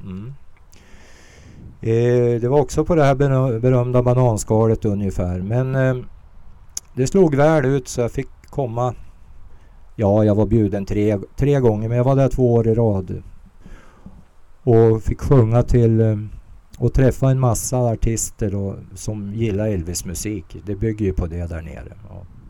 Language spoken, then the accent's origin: Swedish; Ope, Jämtland, Sweden; also born or lived in Småland / Västerbotten; jag växte upp i en järnvägsstation i Ope